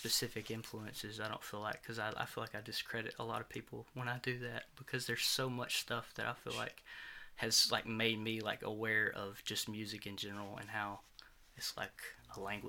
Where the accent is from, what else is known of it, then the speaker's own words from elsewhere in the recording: Forestdale, Alabama, United States; also born or lived in Corner, Alabama; now in Gardendale, United States; I'm from Forestdale originally, and then I lived in Corner, Alabama for a long time, and just recently moved to Gardendale.